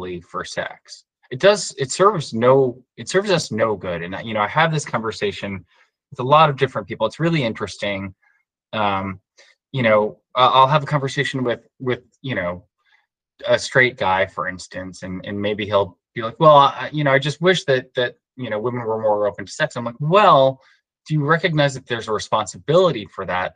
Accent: New York, United States; I grew up in New York

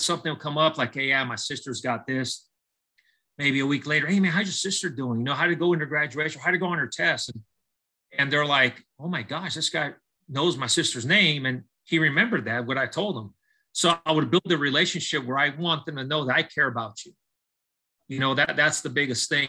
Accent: Southern California, United States; I was born and raised in Southern California

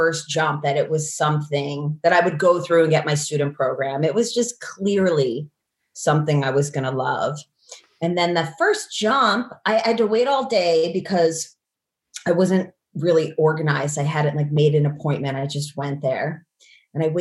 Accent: outside of New York City, United States; I grew up outside of New York City

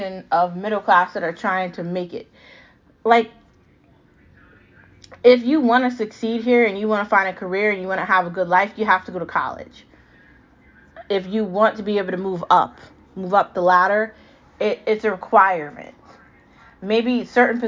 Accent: United States; Because I'm an American. I was born an American.

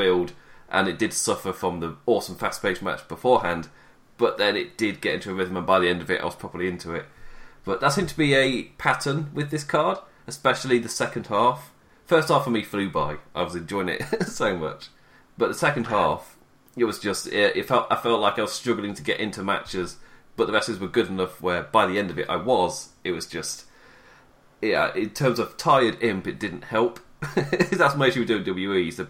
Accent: England, United Kingdom; being English

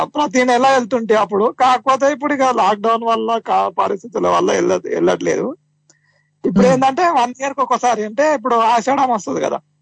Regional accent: Ananthasagar, Telangana, India; Sangareddy district మాది అనంత సాగర్ గ్రామం

